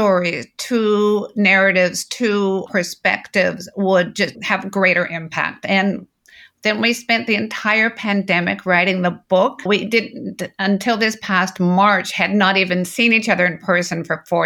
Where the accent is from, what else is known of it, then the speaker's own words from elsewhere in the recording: Toronto, Ontario, Canada; now in Victoria, Canada; I grew up in central Canada in Toronto